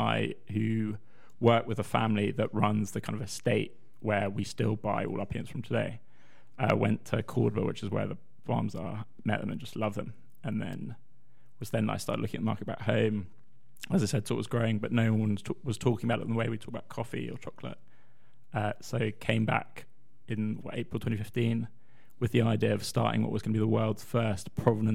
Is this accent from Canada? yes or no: no; London, United Kingdom; accent: posh South London; also born or lived in Scotland; I am Scottish, yes! Though I have the accent of a posh South of London schoolboy. And that's because I'm a posh South West London Scottish boy.